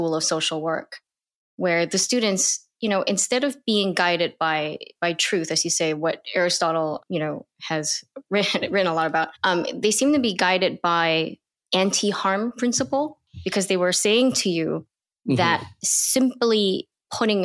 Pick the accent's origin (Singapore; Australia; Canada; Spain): Singapore; now in United States; growing up in Singapore